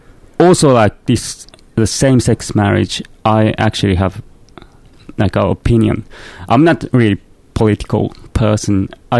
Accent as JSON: {"language": "English", "country": "Japan", "tie": "born or raised there", "moved": "as an adult", "lives_now": "Australia", "said": "I grew up in Japan in the 90s. And then I came to Australia like 2004."}